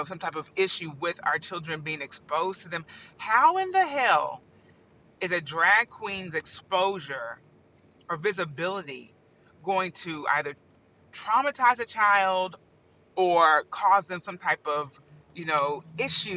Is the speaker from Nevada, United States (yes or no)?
no; Indiana, United States; I grew up in Indiana.